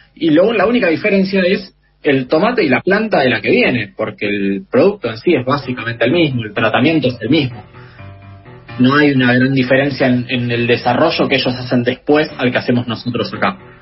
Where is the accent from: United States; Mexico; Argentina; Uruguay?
Argentina; como, argentino